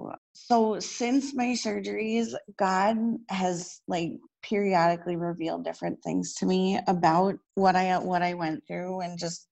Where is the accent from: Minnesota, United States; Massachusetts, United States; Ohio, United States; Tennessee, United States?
Minnesota, United States; And in my hometown church here in Minnesota, they had a healing mass for me.